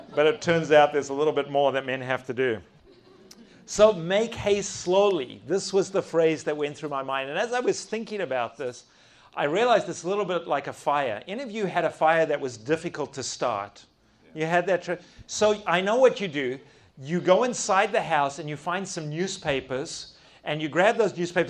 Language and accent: English; South Africa; accent: South African; I don't even have a Texan accent. It's a good South African accent